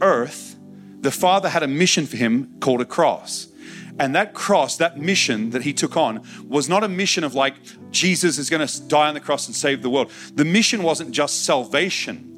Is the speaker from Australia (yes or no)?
yes; Australia; I'm just an Aussie guy